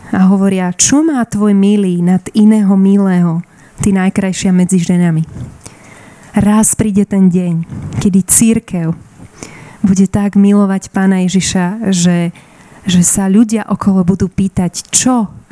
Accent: Bratislava, Bratislava Region, Slovakia; som z Bratislavy

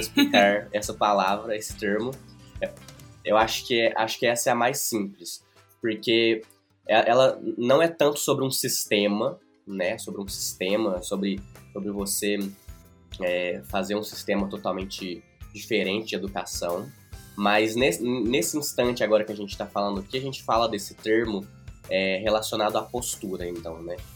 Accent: Prata, Minas Gerais, Brazil; moved away; also born or lived in Uberlândia; eu voltei para o Prata, voltei para minha cidade natal

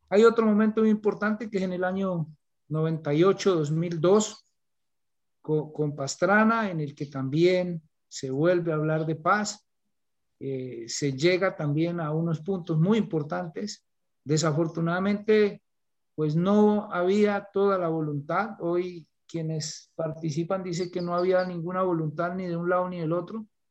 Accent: Colombia; como profesor de, de vereda, como decimos acá nosotros

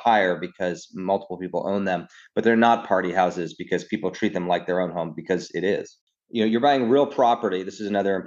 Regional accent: New York City, New York, United States; I grew up in New York, actually Upper East Side until I was 12.

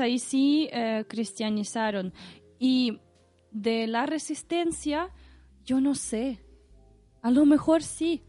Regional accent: Saint Petersburg, Russia; Spanish is a second language; now in Chile; yo soy de San Petersburgo

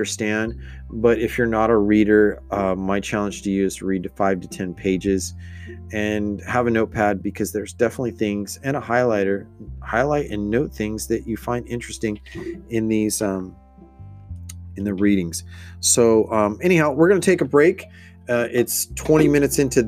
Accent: United States; I'm Mexican American. I'm like second or third generation

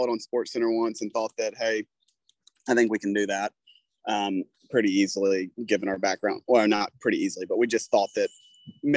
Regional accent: South Carolina, United States; growing up in South Carolina, I mean, it's kind of the home of golf here in the United States to a certain extent

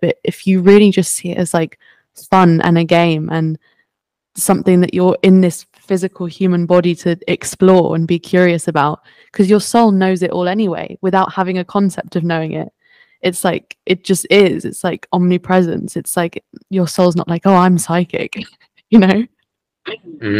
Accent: France; I was born in France

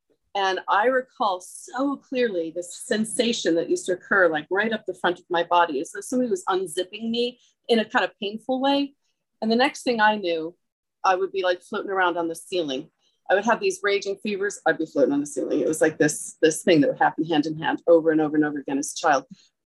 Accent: Maryland, United States; also born or lived in New York / England; Well, I'm from New England, Maryland and New York, but primarily Maryland, but I lived in England for many years.

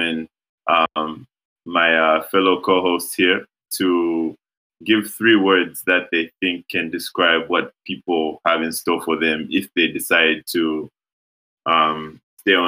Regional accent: Lusaka, Lusaka Province, Zambia; we are from Lusaka

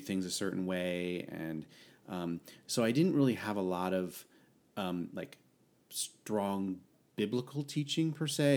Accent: Connecticut, United States; moved away as an adult; now in San Diego, United States; I hail from the Northeast, the lovely, small state of Connecticut

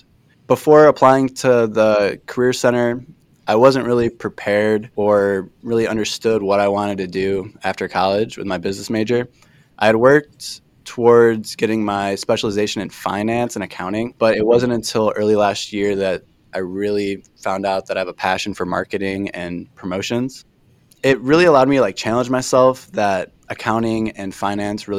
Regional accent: Joliet, Illinois, United States; moved away as an adult; now in Galesburg, United States; I'm from Joliet, Illinois

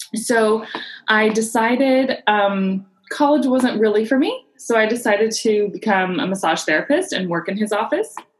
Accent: San Diego, California, United States; I was born and raised in San Diego

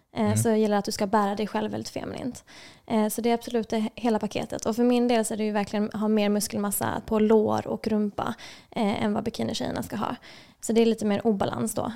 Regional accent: Lund, Skåne, Sweden; moved away as an adult; also born or lived in Serbia; now in Stockholm, Sweden; jag kommer ursprungligen från Lund

